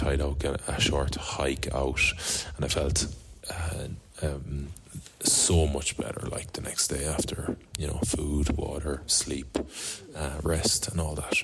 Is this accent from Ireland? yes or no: yes; Galway, Connacht, Ireland; that great city, my hometown